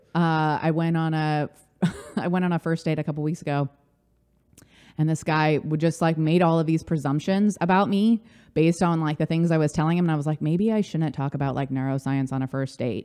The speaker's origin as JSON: {"language": "English", "area": "Orange County", "region": "California", "country": "United States", "tie": "born or raised there", "moved": "yes", "lives_now": "New York City, United States", "said": "I grew up in Orange County"}